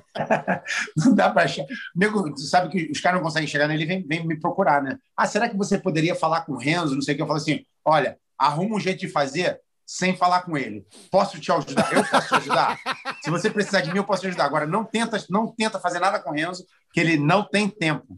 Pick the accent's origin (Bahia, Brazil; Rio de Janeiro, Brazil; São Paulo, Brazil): Rio de Janeiro, Brazil; moved away as an adult; now in Philadelphia, United States; Eu sou carioca, porra, eu fui criado no Rio de Janeiro.